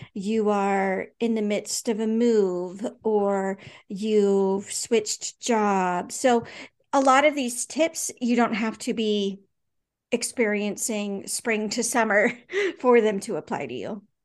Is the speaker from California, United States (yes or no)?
yes; California, United States; also born or lived in Anchorage, Alaska; now in Alaska, United States; I grew up in California with lots of cousins